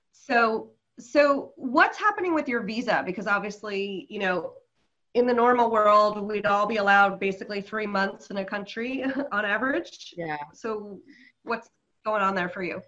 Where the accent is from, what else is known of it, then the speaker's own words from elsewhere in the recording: New York City, New York, United States; moved away as an adult; now in New Zealand; I'm from New York City